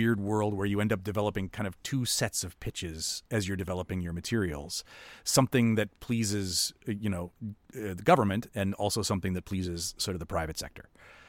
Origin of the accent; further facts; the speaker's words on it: Winnipeg, Manitoba, Canada; where I talked about growing up in Winnipeg and looking up at the screen and going, I don't see myself and I don't see my town